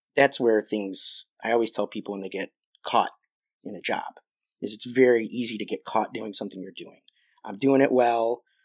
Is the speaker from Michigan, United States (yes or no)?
no; Joliet, Illinois, United States; I grew up in Joliet